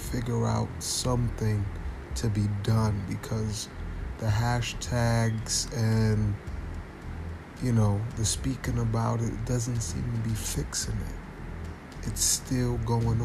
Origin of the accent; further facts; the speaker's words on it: United States; as a young black man growing up in America